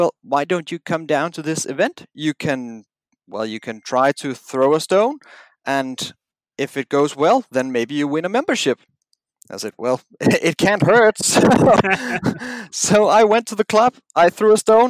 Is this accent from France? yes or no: no; a small town south of Copenhagen, Zealand, Denmark; I come from Copenhagen. I've been president for the Curling Association for the last 4 years now. And I grew up in a small town, about a 30 minutes drive south of Copenhagen